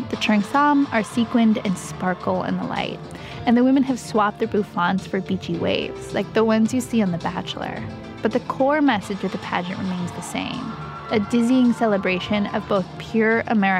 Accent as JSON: {"language": "English", "town": "San Francisco", "region": "California", "country": "United States", "tie": "born or raised there", "said": "We both grew up here in San Francisco. We're actually from the same neighborhood, the Outer Richmond, considered by some a satellite Chinatown. It's full of dim sum parlors and Asian grocery stores and a robust Chinese population. And like Jasmine, I identify as Chinese American"}